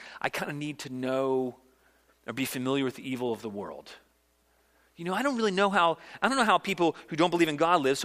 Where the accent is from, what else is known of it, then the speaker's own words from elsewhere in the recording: Virginia, United States; now in South Carolina, United States; I grew up in Virginia. It's my home state, although I've now adopted South Carolina as my home state